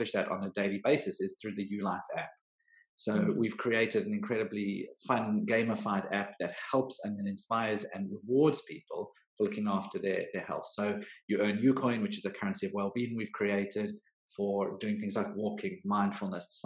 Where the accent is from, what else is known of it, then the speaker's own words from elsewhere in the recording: South Africa; moved away as an adult; now in United Kingdom; I am South African, so I've been in the UK for just over a decade now